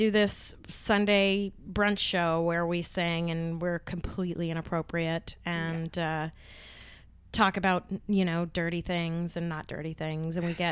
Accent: New York City, New York, United States; moved away; I grew up in Park Slope, and I was born in Park Slope back before it really became gentrified.

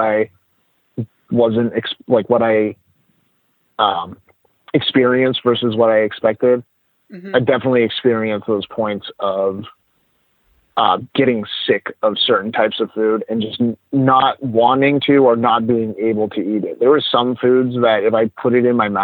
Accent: New England, United States; I'm from New England

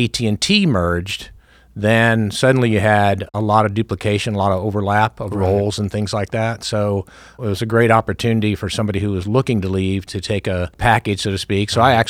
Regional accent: Millbrook, Alabama, United States; He ended up, his last station was in Montgomery, Alabama, so we lived in a little town just outside of Montgomery called Millbrook

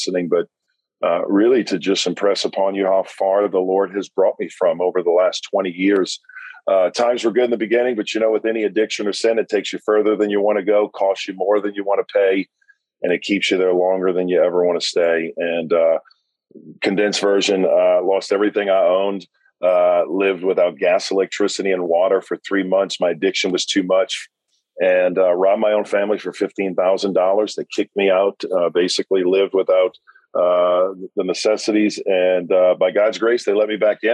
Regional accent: South Louisiana, United States; now in Hendersonville, United States; I was raised in South Louisiana

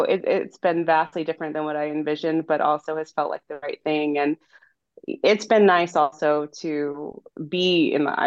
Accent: Monterey Bay, California, United States; also born or lived in Provo, Utah; I grew up near the Monterey Bay in California, so not too far from where I am now.

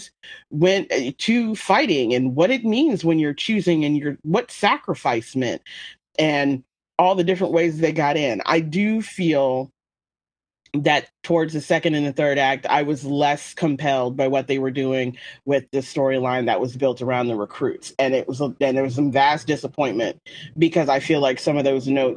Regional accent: United States; I'm American

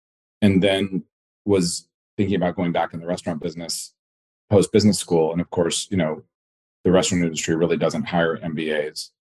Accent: Los Angeles, California, United States; moved away as an adult; now in Washington, DC, United States; I am from Los Angeles originally. I am 50 years old this year

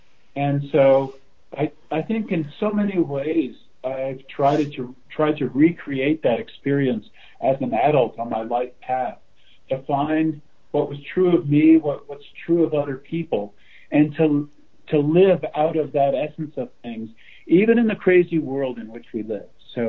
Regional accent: Westport, Connecticut, United States; now in Loveland, United States; I grew up in Westport, Connecticut, actually. I live in Loveland, Colorado now. But I grew up in Westport on the Saugatuck River.

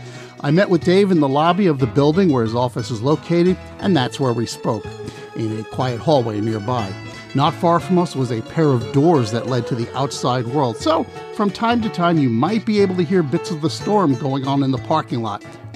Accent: Kings Park, New York, United States; now in Baltimore, United States; my hometown of Kings Park, New York.

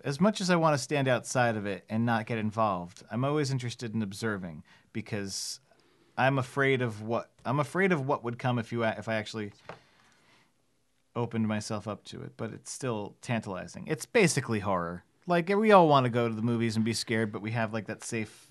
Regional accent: New Jersey, United States; I grew up in New Jersey.

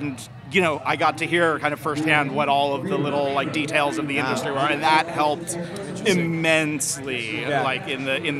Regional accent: New York, United States; moved away as an adult; now in Los Angeles, United States; I grew up in New York. I just moved to Los Angeles about 3 years ago.

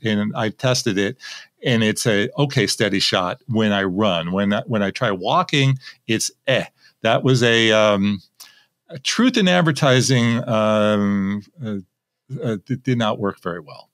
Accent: Manhattan Beach, California, United States; This is in Manhattan Beach, my hometown. This is where I live

